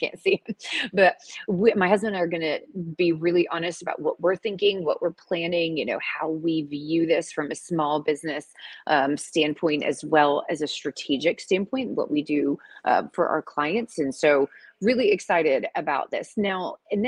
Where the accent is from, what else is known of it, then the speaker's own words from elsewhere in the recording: Atlanta, Georgia, United States; moved away; I am in the ATL, the Dirty South, y'all, for a speaking engagement this week. Super exciting. And this is my hometown, so I'm in my old stomping ground.